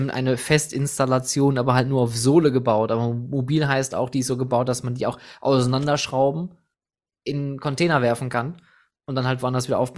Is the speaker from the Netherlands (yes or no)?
yes; Netherlands; also, pass auf, ich bin Niederländer, du bist ein Achterbahn